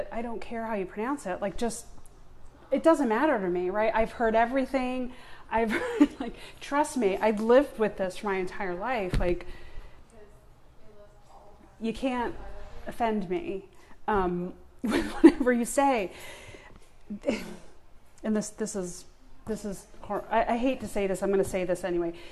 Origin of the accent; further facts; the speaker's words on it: Long Island, New York, United States; now in Atlanta, United States; So so I was born and raised on Long Island. Right. I mentioned I have no New York accent. I lost it.